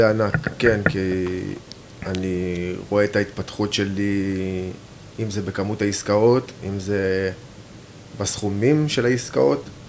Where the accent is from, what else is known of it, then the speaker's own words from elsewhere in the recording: Even Yehuda, Central District, Israel; אני גדלתי באבן יהודה